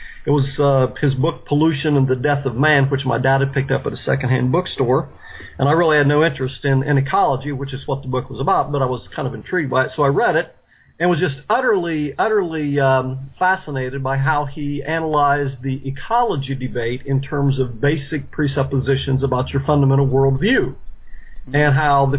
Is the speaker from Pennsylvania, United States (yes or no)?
no; Knockemstiff, Ohio, United States; now in Houston, United States; I was born and raised in Knockemstiff, Ohio, a rough little hamlet in southern Ohio